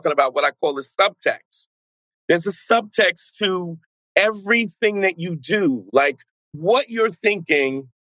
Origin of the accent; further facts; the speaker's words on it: New York City, New York, United States; also born or lived in New Paltz, New York; a friend of a guy who I grew up with in Brooklyn